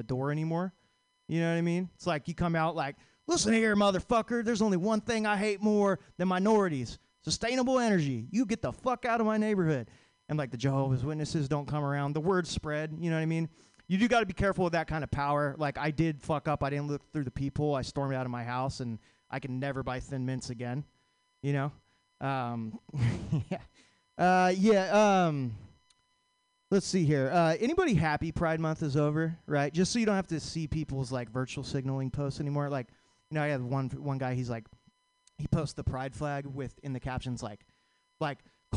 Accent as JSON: {"language": "English", "town": "Vacaville", "region": "California", "country": "United States", "said": "I'm from Vacaville"}